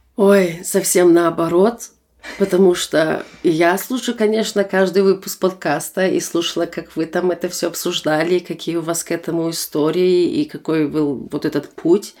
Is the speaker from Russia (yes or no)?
no; Germany; Russian is a second language; also born or lived in Almaty, Kazakhstan; я выросла в Германии